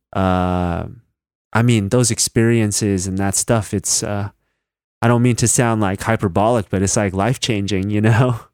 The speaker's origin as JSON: {"language": "English", "region": "Northern California", "country": "United States", "said": "I'm from Northern California"}